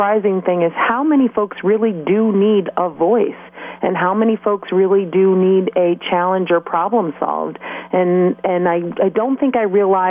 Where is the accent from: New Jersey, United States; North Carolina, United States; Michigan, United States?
Michigan, United States; Delta Township; now in Mulliken, United States; I was raised in Delta Township, so I grew up right off Kreitz Road between Saginaw and Willow. So I'm from that area